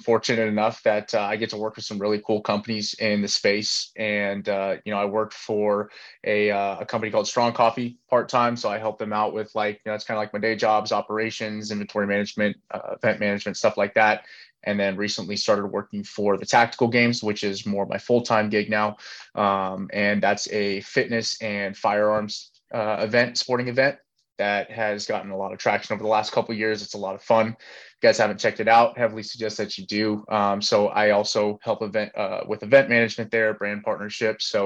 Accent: Northern California, United States; I'm born and raised in Northern California in a real small town outside of like some larger cities

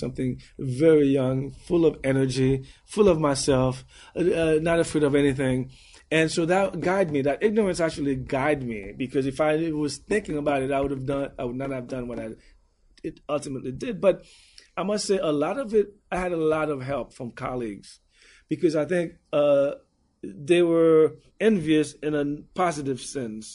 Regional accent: United States; also born or lived in Haiti; People like me were either born here but came here when they were young and were as more American in many ways than Haitian

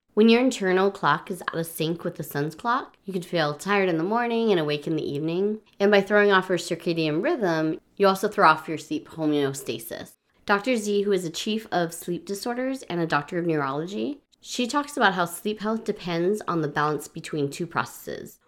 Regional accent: Hawaii, United States; moved away as an adult; I grew up in Hawaii where we did not change the clocks at all

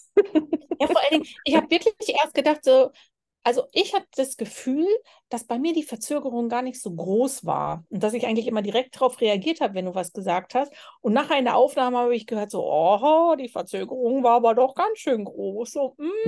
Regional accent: Germany; moved away; bin ich auch aus Deutschland so gewöhnt gewesen.

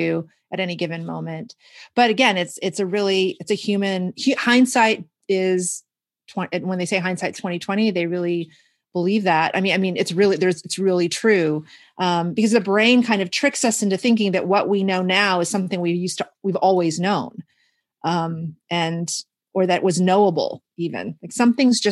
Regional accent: Houston, Texas, United States; now in Washington, United States; I grew up in Houston

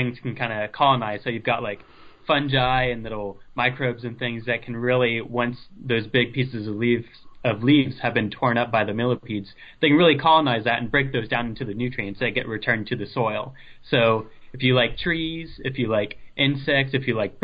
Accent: Ohio, United States; moved away; I'm from Ohio, so I was living there at the time

